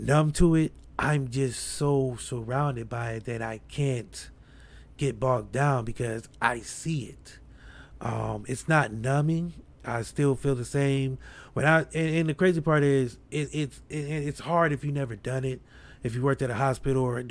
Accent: Akron, Ohio, United States; I'm from Akron, but we're close to Cleveland

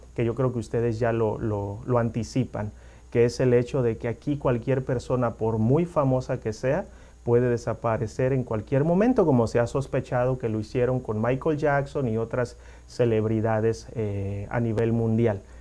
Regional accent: Mexico; now in United States; los que somos mexicanos y conocemos la historia de México

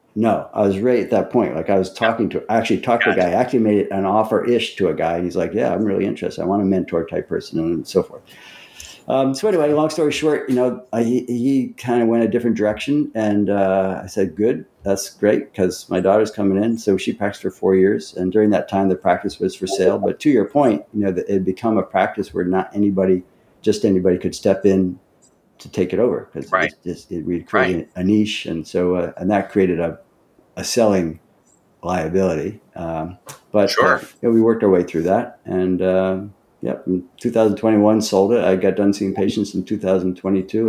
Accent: Central New York, United States; now in Florida and Montana, United States; I was from Central New York

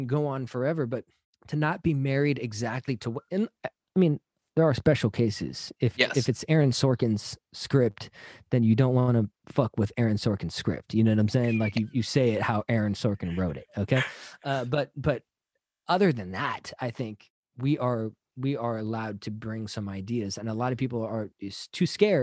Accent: San Jose, California, United States; now in Los Angeles, United States; I'm from the Bay Area, San Jose

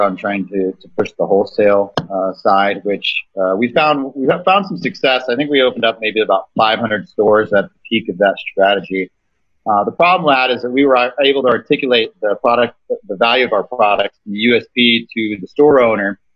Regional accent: Kansas, United States; I'm an entrepreneur from Kansas, uh, based out of Wichita

